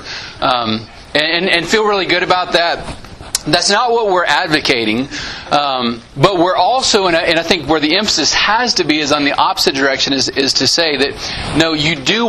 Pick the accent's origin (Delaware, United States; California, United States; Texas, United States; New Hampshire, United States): Texas, United States; Santa Anna; My hometown growing up, Santa Ana, Texas